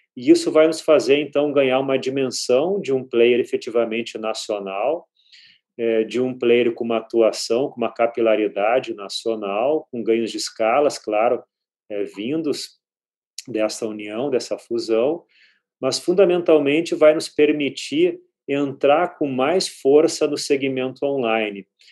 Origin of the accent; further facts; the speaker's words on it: Porto Alegre, Rio Grande do Sul, Brazil; now in São Paulo, Brazil; Eu comecei a aprender inglês, como a maioria, na escola, mas claro, uma escola boa, é em Porto Alegre, eu sou gaúcho